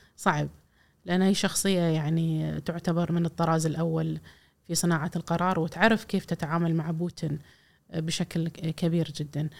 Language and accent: Arabic; Kuwait; إحنا ككويتيين